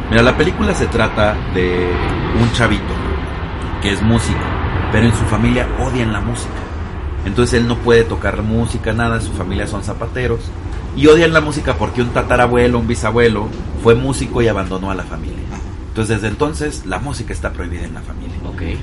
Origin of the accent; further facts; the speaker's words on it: Mexico; para nosotros como mexicanos